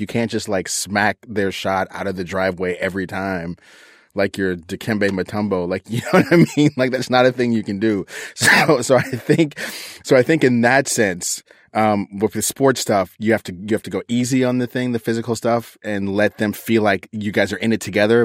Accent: East Coast, United States; moved away; I grew up on the East Coast

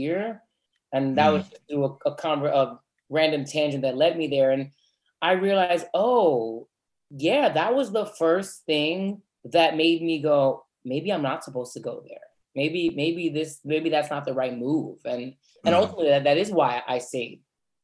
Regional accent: Norwalk, Connecticut, United States; I'm from South Norwalk, which is a very different place economically than Darien and Stamford, Connecticut

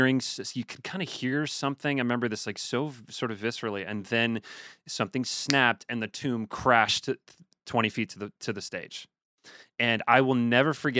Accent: Chicago, Illinois, United States; I grew up in Chicago

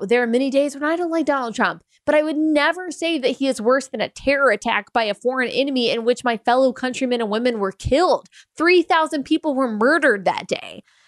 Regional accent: United States; as an American

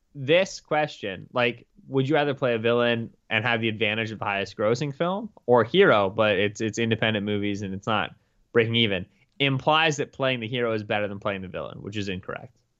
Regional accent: Pennsylvania, United States; a P A native, though I'm not really from the Pittsburgh area

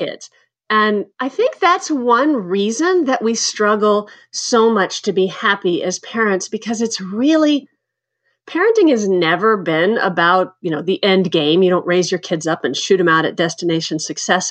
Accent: Texas, United States; moved away; also born or lived in Kansas / Chicago / New York; I grew up in Texas and Kansas

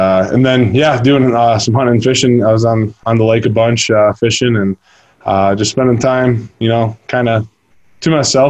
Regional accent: Michigan, United States; I'm from Michigan, so I go back up to Michigan

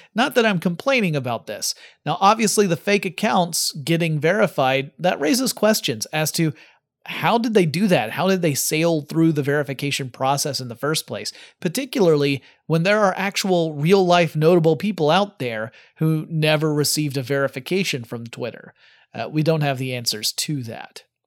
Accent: United States; I'm American

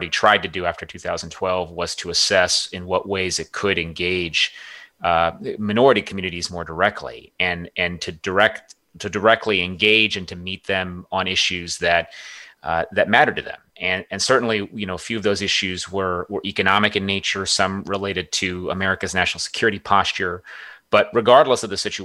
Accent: Southern California, United States; I grew up in Southern California and spent a lot of my formative years there

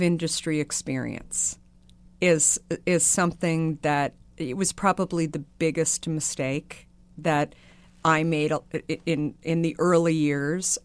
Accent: Arizona, United States; So I grew up in Arizona

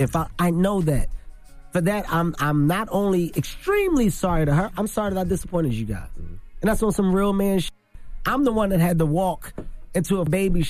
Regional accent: Philadelphia, Pennsylvania, United States; Listen, I'm from Philadelphia.

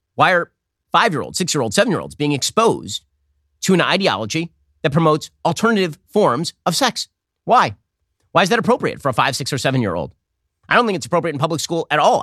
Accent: Los Angeles, California, United States; moved away; the L A Daily News, that used to be my hometown paper, we, we were subscribers back when I lived in North Hollywood

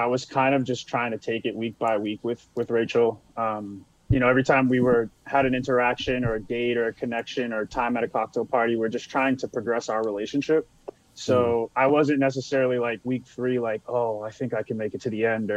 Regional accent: Beverly, Massachusetts, United States; moved away as an adult; now in San Diego, United States

